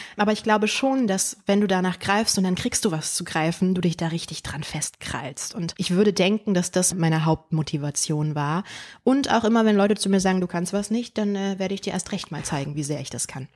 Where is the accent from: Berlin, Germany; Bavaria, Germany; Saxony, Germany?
Berlin, Germany; Berlin war und ist meine Heimat